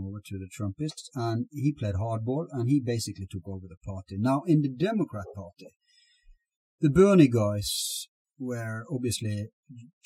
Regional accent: Norway; Here in Norway

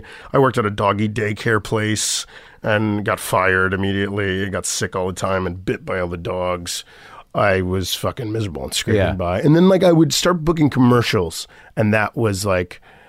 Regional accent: Florida, United States; Because Florida, growing up in Florida, it was so segregated and racist and anti-Semitic and anti-Haitian.

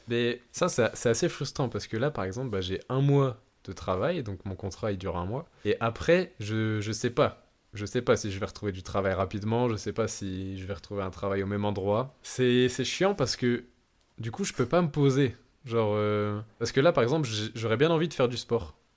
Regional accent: Lille, Hauts-de-France, France; moved away as an adult; now in Australia; je viens de Lille

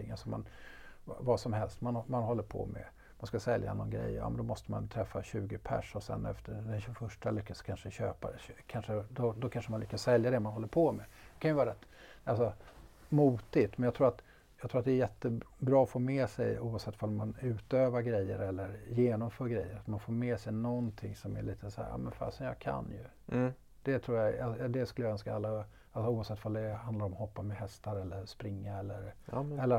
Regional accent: Stockholm, Stockholm County, Sweden; som stockholmare, man åker tunnelbana och så har de en fördröjning på innan de öppnar dörrarna som är två sekunder.

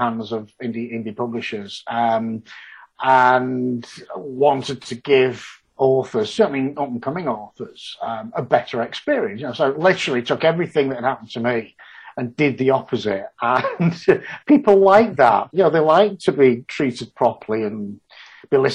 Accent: Yorkshire and the Humber, United Kingdom; moved away as an adult; now in Houston, United States; being a Yorkshireman

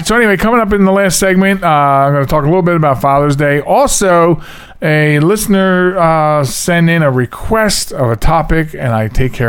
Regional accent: Pennsylvania, United States; It might be the water. I'm from Delco.

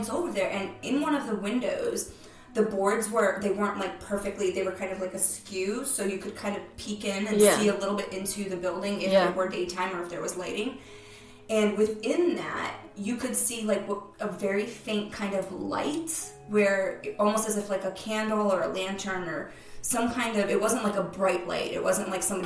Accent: Cape Cod, Massachusetts, United States; I'm from Cape Cod

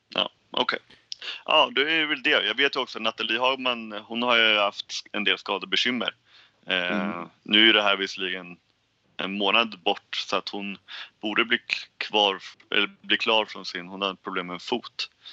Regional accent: Sweden; vi som svenskar

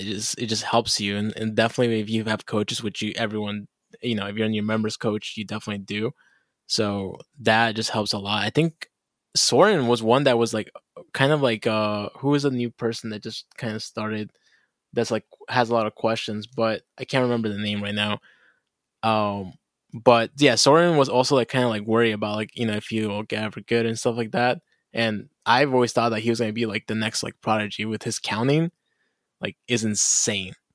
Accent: Bolivia; we also have a dish in Bolivia

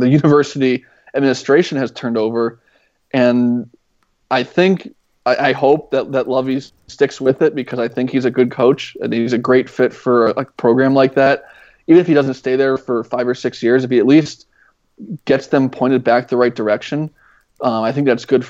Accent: Columbus, Ohio, United States; I grew up in Columbus

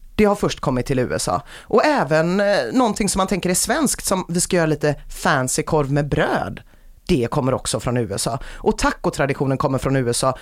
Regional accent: Sweden; Vi är ju inga italienare nämligen, vi är ju svenskar

